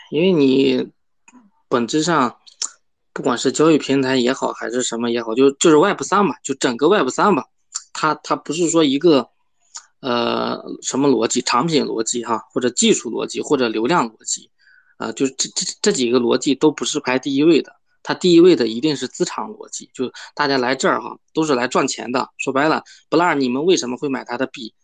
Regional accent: China; 我们中国人

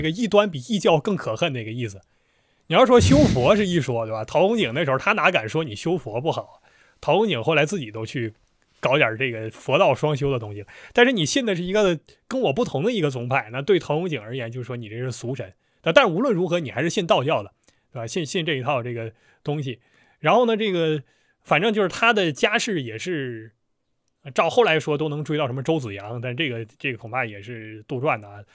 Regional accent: China; 我们中国人

